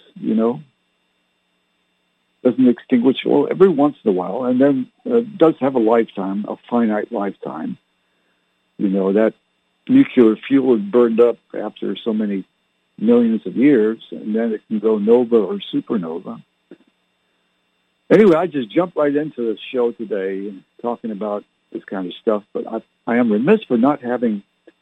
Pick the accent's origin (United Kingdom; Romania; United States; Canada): Canada; My parents were English, but I didn't learn to speak like they did because I was born in Canada